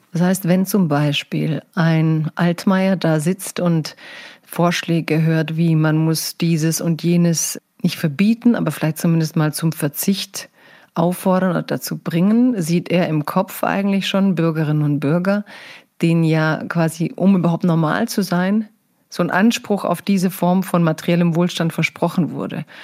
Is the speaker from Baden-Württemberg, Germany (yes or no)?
yes; Stuttgart, Baden-Württemberg, Germany; ich komme ja aus Stuttgart